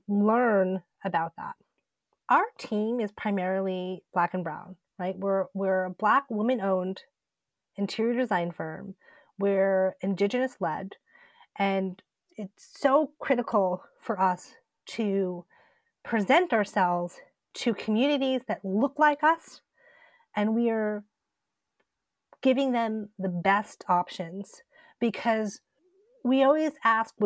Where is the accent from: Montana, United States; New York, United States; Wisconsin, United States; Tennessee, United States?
New York, United States; Southampton; I was born and raised on the Shinnecock Reservation in Southampton, New York